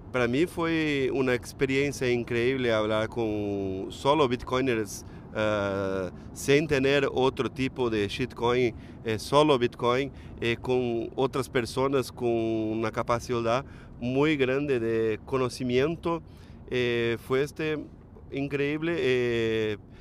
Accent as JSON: {"language": "Spanish", "country": "Brazil", "second_language": "Spanish", "said": "soy brasileño, no hablo fluidamente"}